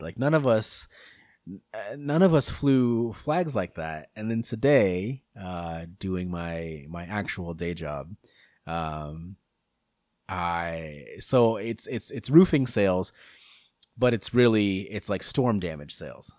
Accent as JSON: {"language": "English", "country": "United States", "said": "it is our civic duty as American citizens"}